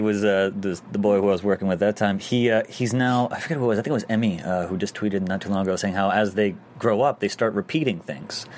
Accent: New York, United States; also born or lived in Michigan; I'm a New Yorker

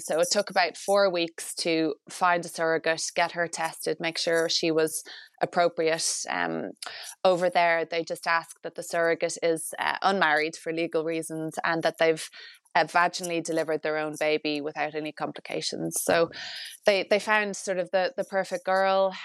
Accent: Ireland; as an Irish married couple

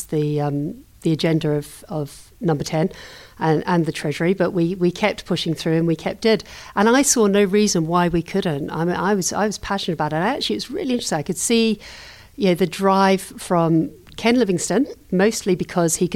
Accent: New Zealand; also born or lived in London; now in United Kingdom; I grew up in New Zealand

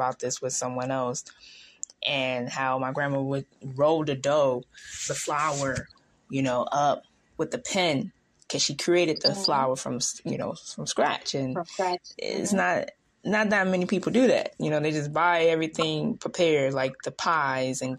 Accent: New York, United States; I'm younger than you, but, you know, and I'm from New York.

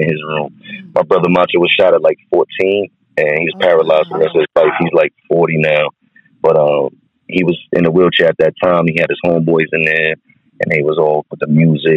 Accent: New York City, New York, United States; also born or lived in Brooklyn, New York; now in Virginia, United States; I'm from Baisley Project, South Jamaica, Queens

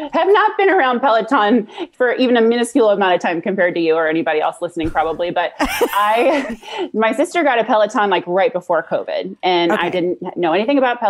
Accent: New Orleans, Louisiana, United States; moved away as an adult; now in Juneau, United States; I'm from New Orleans originally.

